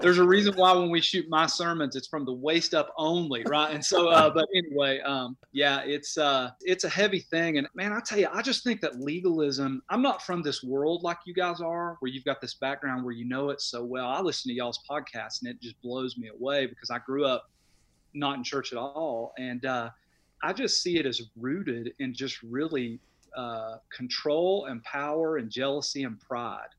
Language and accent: English; Knoxville, Tennessee, United States; moved away as an adult; now in Crossville, United States; I was born and raised in Knoxville